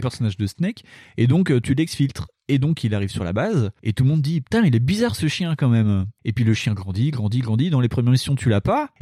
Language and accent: French; Dijon, Bourgogne-Franche-Comté, France; chez nous à Dijon